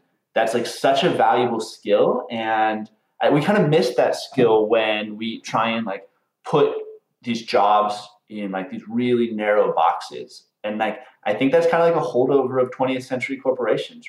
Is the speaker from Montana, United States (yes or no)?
yes; Butte, Montana, United States; moved away; I'm from Montana. I'm from a small town in Montana, Butte, Montana.